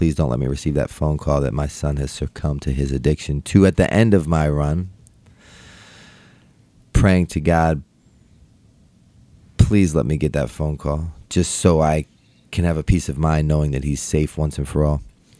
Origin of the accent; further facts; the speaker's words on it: Baltimore, Maryland, United States; born and raised in Baltimore.